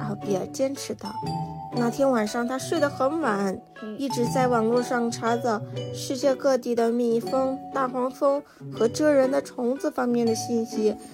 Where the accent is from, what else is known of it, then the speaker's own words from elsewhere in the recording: China; 我们中国人